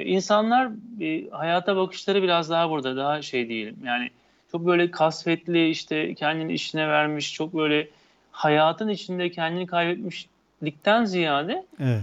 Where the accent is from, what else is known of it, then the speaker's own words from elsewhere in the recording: İzmir, Turkey; ben bir İzmirli olarak üniversitede hani her soruya her türlü cevap vermek için atılan bir tiptim